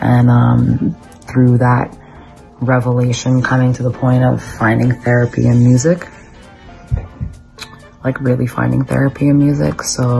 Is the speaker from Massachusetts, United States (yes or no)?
no; San Diego, California, United States; I'm from San Diego, California.